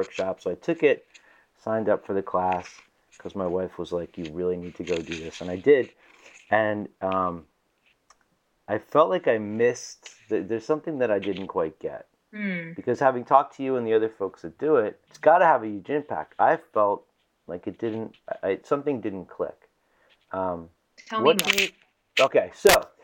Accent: Philadelphia, Pennsylvania, United States; I grew up in Philadelphia

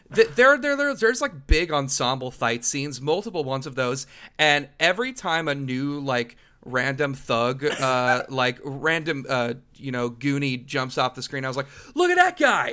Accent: Los Angeles, California, United States; growing up in Los Angeles area, the way that the two of us did

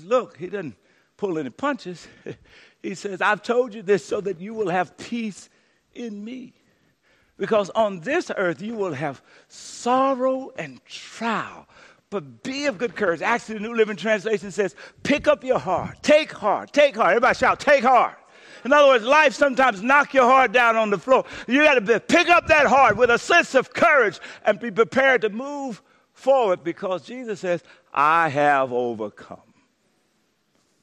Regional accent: Louisiana, United States; moved away; When I was growing up in Louisiana

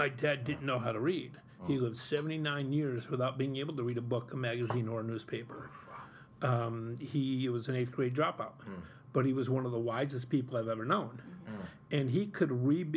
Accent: Utica, New York, United States; I grew up here in South Utica and in Cornhill

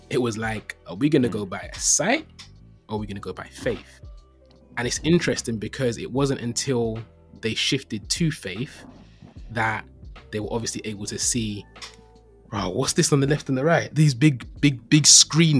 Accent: London, United Kingdom; Born and raised in East London

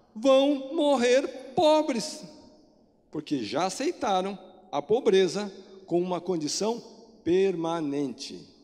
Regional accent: Brazil; nós, como brasileiro

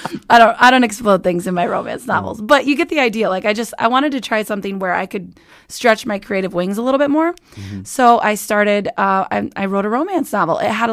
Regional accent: Estherville, Iowa, United States; Estherville, Iowa.

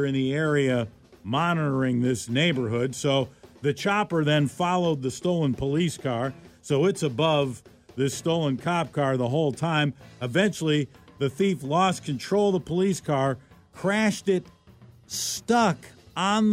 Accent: Milwaukee, Wisconsin, United States; moved away; the Milwaukee Journal Sentinel webpage yesterday reading the newspaper from my my hometown there

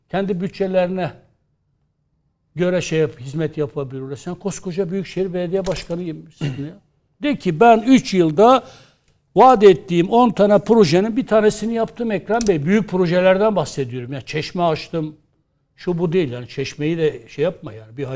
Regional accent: Istanbul, Turkey; Kendi adıma bir İstanbullu olarak her türlü politik mülahazanın dışında

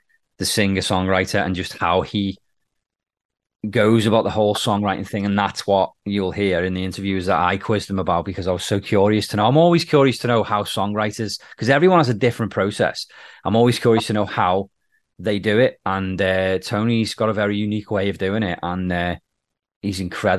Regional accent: England, United Kingdom; I'm from England

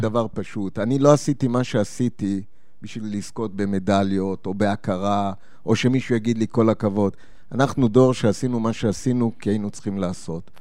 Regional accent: Petah Tikva, Central District, Israel; moved away as an adult; also born or lived in Japan / Lebanon; אני מגיע מפתח תקווה

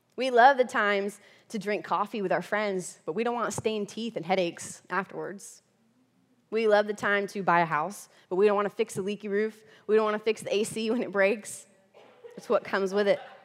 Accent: central Florida, United States; moved away as an adult; also born or lived in Texas; now in Kentucky, United States; I am from Florida, okay? That's where I grew up originally, okay? Florida girl, center Florida

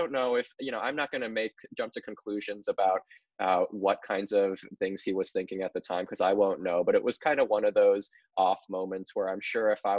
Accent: Indiana, United States; born or raised there

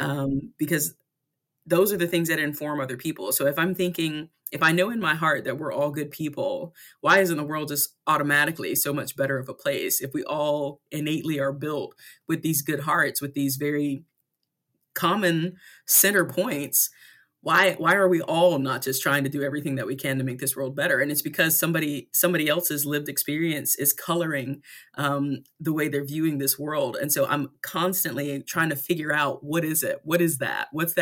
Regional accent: North Carolina, United States; I grew up in Southeastern North Carolina with a big, beautiful, loving family, you know, wonderful.

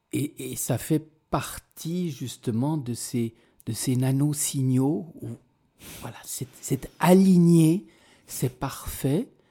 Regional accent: Switzerland; je viens de Suisse

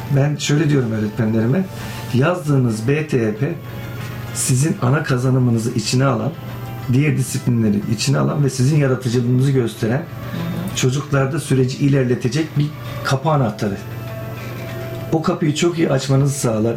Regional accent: Kilis, Kilis Province, Turkey; ben Kilisliyim, Güneydoğuluyum

